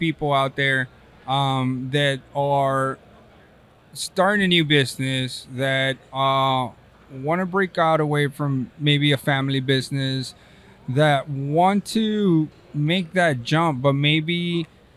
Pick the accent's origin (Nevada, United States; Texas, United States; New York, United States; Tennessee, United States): Texas, United States; accent: Hispanic; now in California, United States; I'm from Texas.